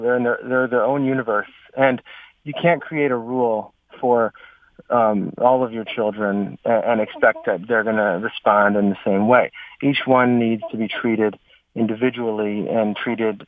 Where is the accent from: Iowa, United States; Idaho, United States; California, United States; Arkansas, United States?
Idaho, United States; moved away; I'm actually originally from Idaho